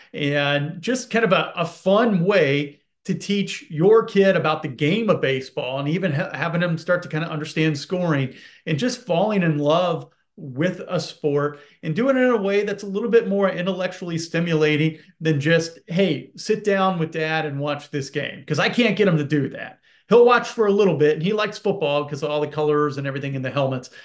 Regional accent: Indianapolis, Indiana, United States; Growing up in Indianapolis

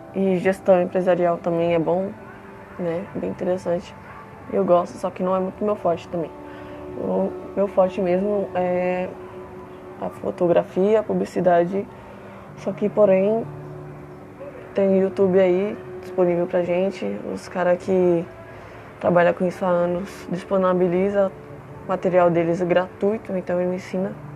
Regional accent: São Paulo, Brazil; also born or lived in Franco da Rocha; eu moro em São Paulo. Nasci em Franco da Rocha, só que vim para a capital com 4 anos de idade

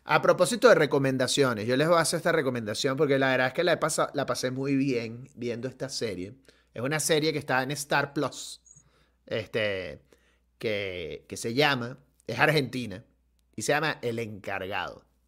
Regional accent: Venezuela

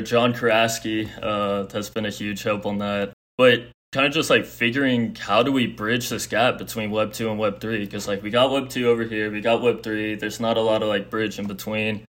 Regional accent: Houston, Texas, United States; I'm from Houston, Texas

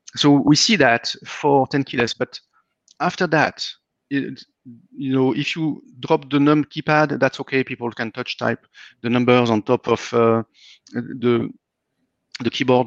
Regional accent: France; moved away as an adult; now in Austin, United States; I'm coming from France

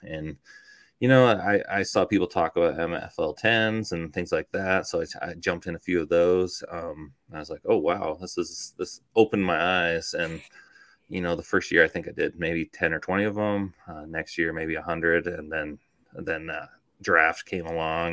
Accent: Toronto, Ontario, Canada; now in United States; I grew up in Toronto, Canada. So I spent like my first half of my life there

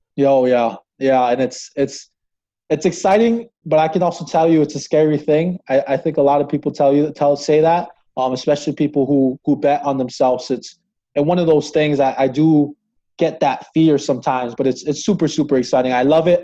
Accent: Hawaii, United States; moved away as an adult; now in Crookston, United States; I'm originally from Hawaii

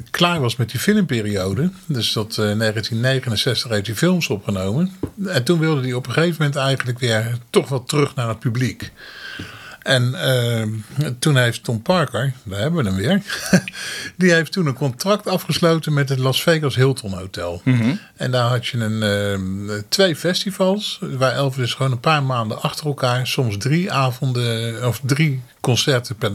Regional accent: Netherlands

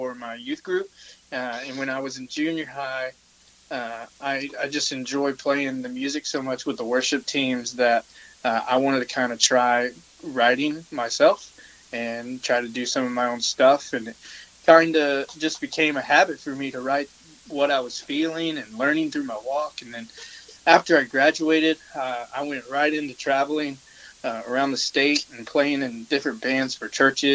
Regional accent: Texas, United States; growing up in Texas, you know, in the 90s

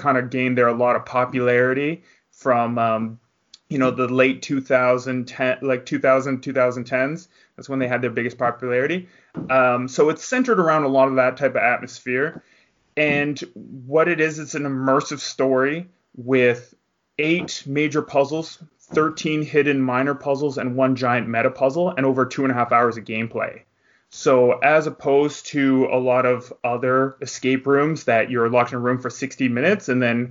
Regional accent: Canada; I'm from the Great White North

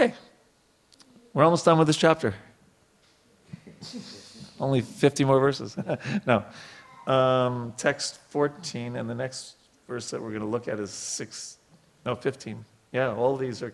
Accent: New York, United States; I grew up in New York

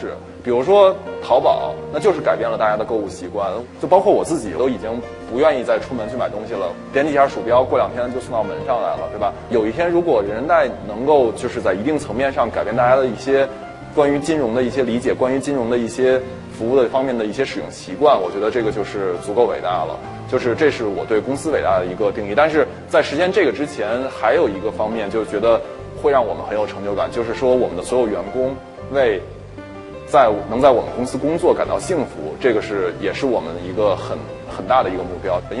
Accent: China; 我给他拿护照看，我我中国人，然后我是个学生

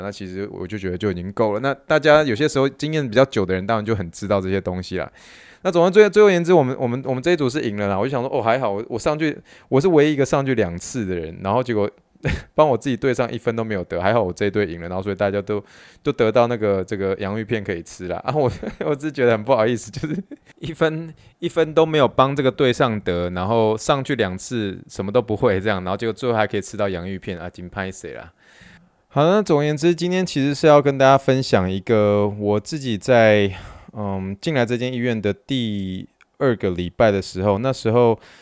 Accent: Taiwan; moved away; 像我这一次就是说回台湾

